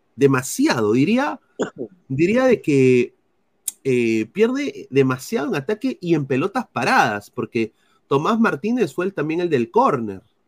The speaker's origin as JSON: {"language": "Spanish", "country": "Peru", "moved": "yes", "lives_now": "United States", "said": "soy periodista deportivo aquí en los Estados Unidos, eh, soy peruano"}